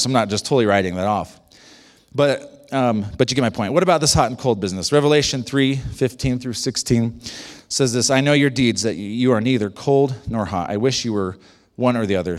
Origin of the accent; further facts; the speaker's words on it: United States; I'm, I'm an American